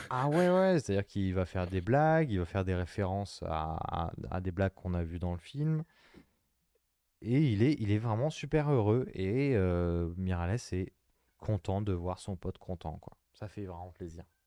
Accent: France; on est français.

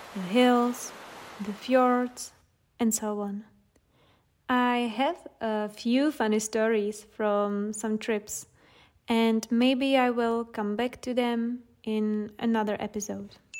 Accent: Czechia; here in the Czech Republic

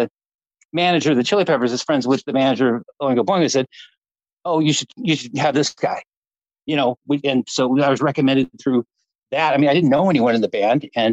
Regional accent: Orange County, California, United States; I'm from Orange County too

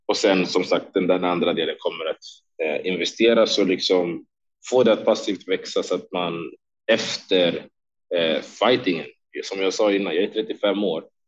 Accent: Sweden; moved away as an adult; also born or lived in Stockholm; now in Las Vegas, United States; båda mina tränare hemma i Sverige

